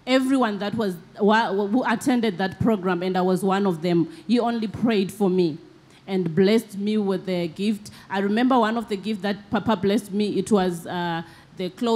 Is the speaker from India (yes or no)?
no; Zimbabwe; I'm from Zimbabwe